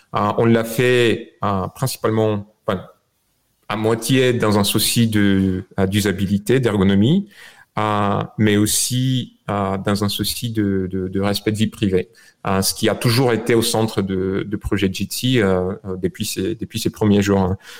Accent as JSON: {"language": "French", "country": "Bulgaria", "tie": "born or raised there", "also_born_or_lived": "France", "moved": "as an adult", "lives_now": "United States"}